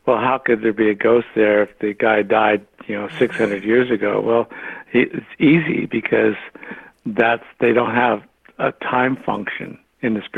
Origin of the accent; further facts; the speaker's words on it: Alameda, California, United States; When I grew up in Alameda